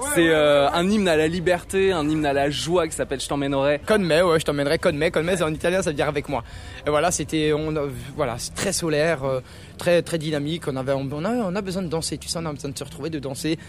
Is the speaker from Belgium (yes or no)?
no; Cernay, Grand Est, France; on est de Cernay, près de Mulhouse